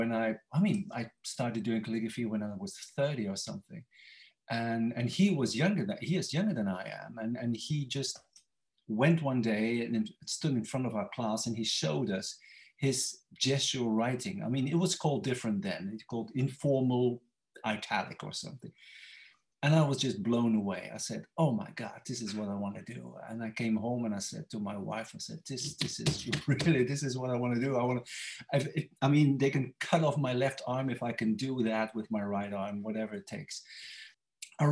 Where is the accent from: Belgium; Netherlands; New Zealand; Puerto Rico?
Belgium; Ypres, Flanders; English is a second language; now in Bruges, Belgium; I was born in Ypres.